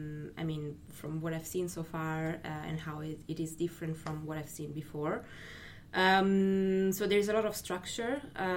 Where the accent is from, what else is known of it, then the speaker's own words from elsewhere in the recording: Italy; now in Berlin, Germany; I'm Italian.